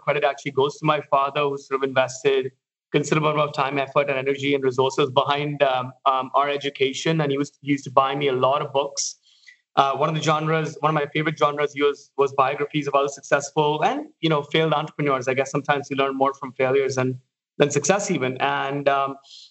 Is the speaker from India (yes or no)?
yes; Mumbai, Maharashtra, India; moved away as an adult; I've spent my first almost 27 to 30 years in Mumbai growing up